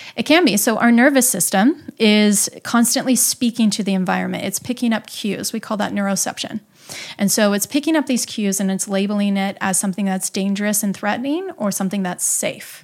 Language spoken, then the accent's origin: English; Midwest, United States; I grew up in the Midwest